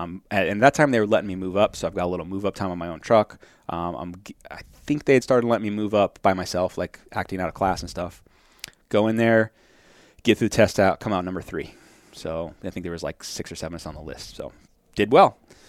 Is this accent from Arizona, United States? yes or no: yes; Wickenburg, Arizona, United States; I am from Wickenburg, and then they laugh, and I'm like, no, actually, there's a lot of smart people from Wickenburg.